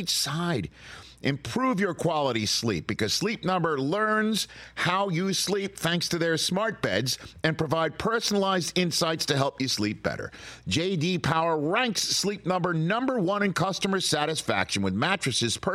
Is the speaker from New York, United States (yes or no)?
yes; New York City, New York, United States; my hometown of Staten Island, New York